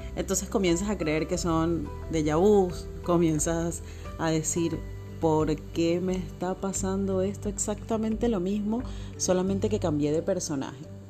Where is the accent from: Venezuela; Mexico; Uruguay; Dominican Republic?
Venezuela; Caracas, Capital District; now in Buenos Aires, Argentina; en este momento estoy viviendo en Buenos Aires. Soy oriunda de Caracas.